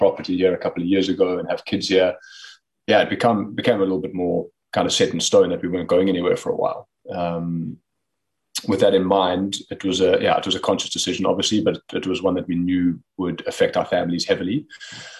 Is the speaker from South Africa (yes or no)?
yes; South Africa; moved away as an adult; also born or lived in Pretoria, South Africa / Potchefstroom, South Africa; now in Netherlands; being a South African based overseas.